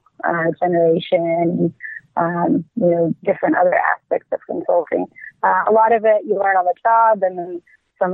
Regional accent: Egypt; moved away as an adult; now in Irvine, United States; I'm from Egypt originally.

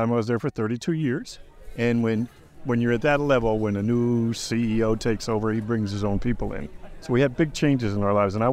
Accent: Charleston, South Carolina, United States; from Charleston, South Carolina, also

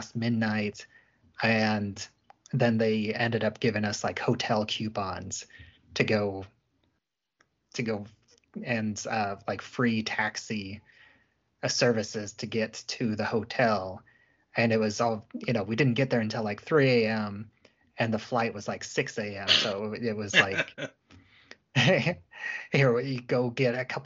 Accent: Springfield, Illinois, United States; I grew up in Central Illinois, Springfield, Illinois, the capital city there

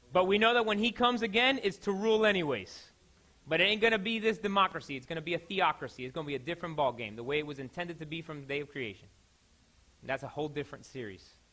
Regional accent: Miami, Florida, United States; I'm from Miami

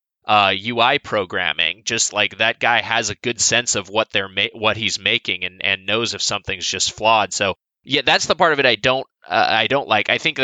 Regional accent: Southern California, United States; I'm from Southern California, where I still reside

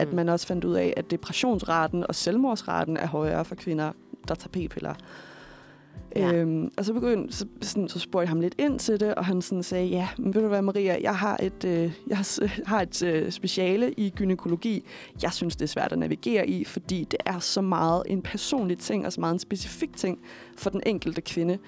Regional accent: Køge, Zealand, Denmark; jeg kommer fra Køge oprindeligt

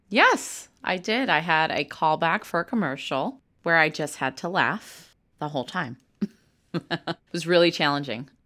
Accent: Chicago, Illinois, United States; first language English; I do respect where I come from because I was born and raised in Chicago.

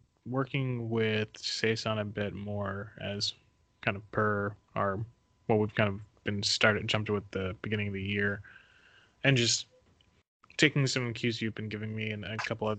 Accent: Northeast United States, United States; moved away; I'm from Northeast in the States.

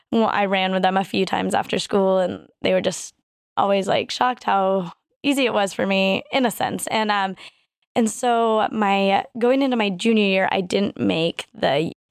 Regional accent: Colorado Springs, Colorado, United States; Um, so I grew up mostly in Colorado Springs, Colorado here. Um, my dad was in the Air Force, so we moved around a little bit.

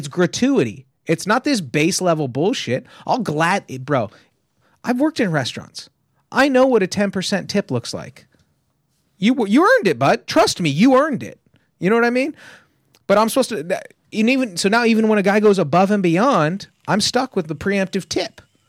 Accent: Tehachapi, California, United States; But I'm from Tehachapi, right?

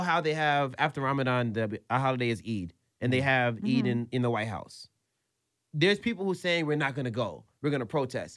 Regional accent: United States; I'm an American, I'm a citizen

